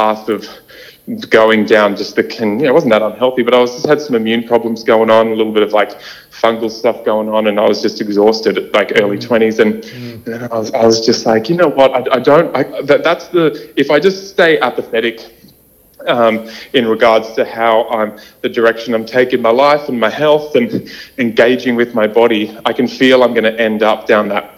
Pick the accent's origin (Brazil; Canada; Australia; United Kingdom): Australia; Sydney, New South Wales; I was born and raised in Sydney.